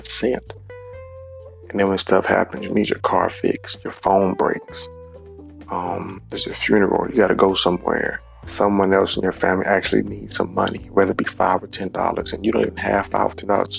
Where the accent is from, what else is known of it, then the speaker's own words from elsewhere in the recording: Cleveland, Ohio, United States; in my hometown, Cleveland